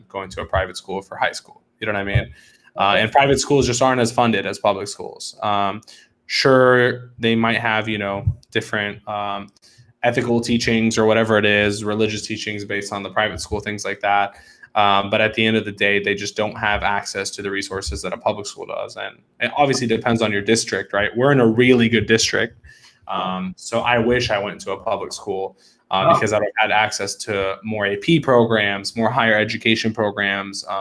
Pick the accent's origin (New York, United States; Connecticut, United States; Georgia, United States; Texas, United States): Georgia, United States; Atlanta; I've actually grown up here. I'm in Atlanta. I've grown up here my whole life